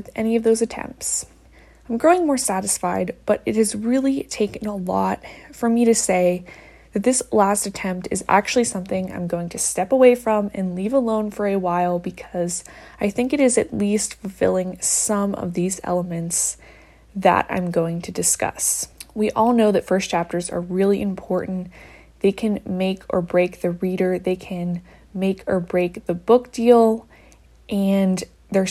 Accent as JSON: {"language": "English", "region": "Midwest", "country": "United States", "said": "I'm from the Midwest"}